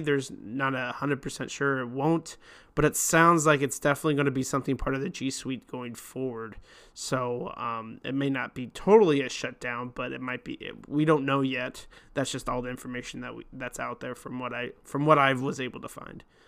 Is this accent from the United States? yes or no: yes; Lincoln, Nebraska, United States; now in Omaha, United States; I'm actually from Lincoln